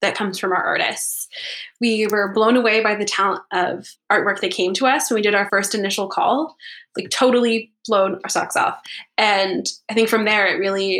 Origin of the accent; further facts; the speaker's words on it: Toronto, Ontario, Canada; also born or lived in Montreal; now in Victoria, Canada; I'm from Toronto